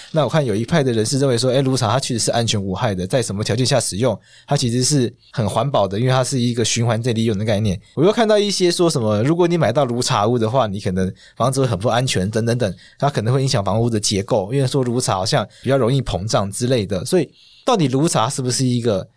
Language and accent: Chinese; Taiwan; 我们台湾人民的土地